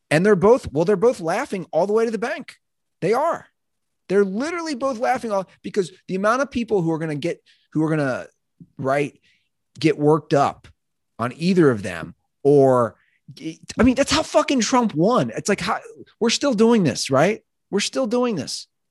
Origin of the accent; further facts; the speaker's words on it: Ohio, United States; I'm from Ohio